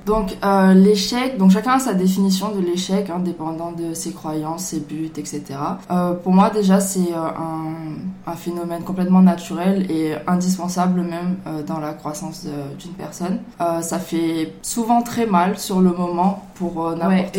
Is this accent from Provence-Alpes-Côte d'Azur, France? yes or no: yes; Marseille, Provence-Alpes-Côte d'Azur, France; je viens de Marseille